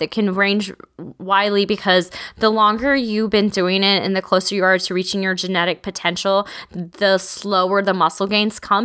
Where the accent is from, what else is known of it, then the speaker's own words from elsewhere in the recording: Texas, United States; I'm from Texas